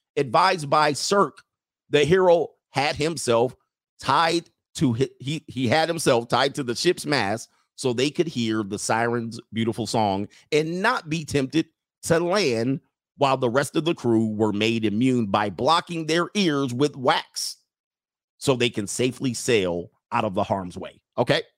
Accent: Southern California, United States; I grew up in Southern California

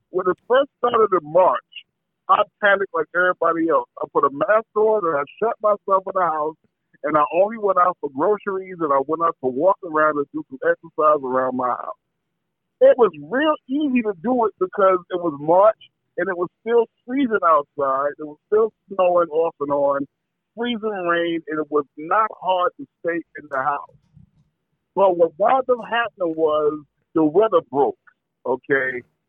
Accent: New York, United States; I'm from New York, and I'm used to the hustle and bustle every day

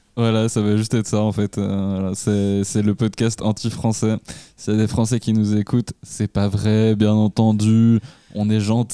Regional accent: Switzerland

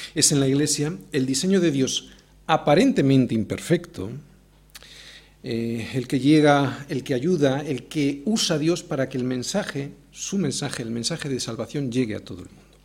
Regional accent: Spain; Yo puedo tener un pasaporte argentino, pero en cuanto abro la boca, todo el mundo se da cuenta que soy español

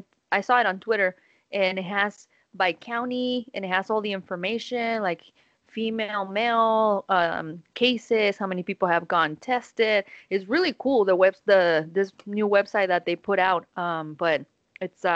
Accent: Guanajuato, Mexico; English is a second language; moved away; I had Guanajuato, my hometown

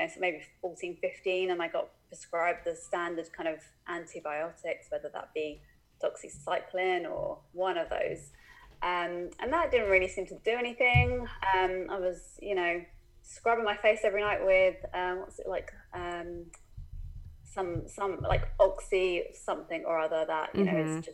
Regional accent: United Kingdom; accent: British; Am I the second Brit?

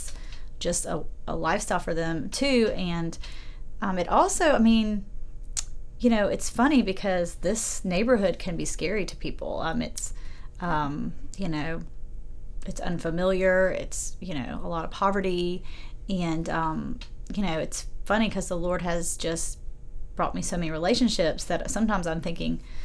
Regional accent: Aiken, South Carolina, United States; I was raised in a Presbyterian church that I love in my hometown of Aiken.

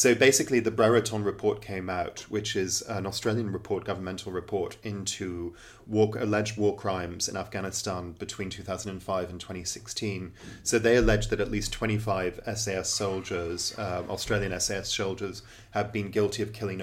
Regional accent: England, United Kingdom; accent: very English; gone to school and grown up in England

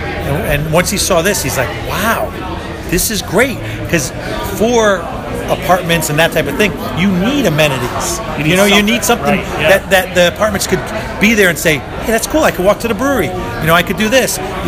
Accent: the Valley, Connecticut, United States; This is the Valley. We're from the Valley.

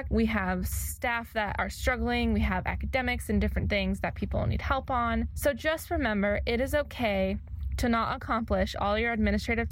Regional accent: California, United States; moved away as an adult; also born or lived in Indiana; now in Missouri, United States; I went to grad school in Indiana, and I am originally from California

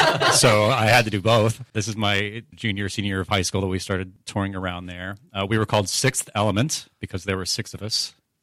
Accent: Orlando, Florida, United States; Yes, I went to high school in Orlando, Florida

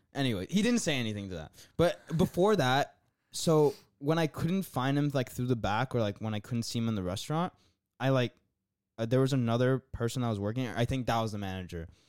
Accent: United States; I'm from America. I came here to visit

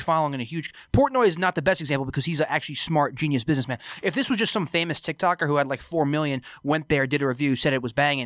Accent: Freehold, New Jersey, United States; my hometown, shout out to Freehold, New Jersey

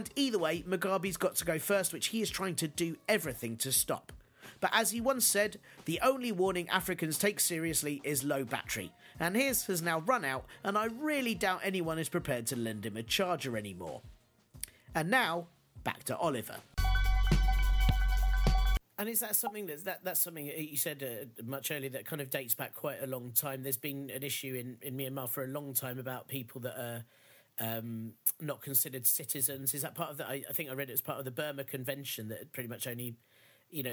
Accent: United Kingdom; as a British person

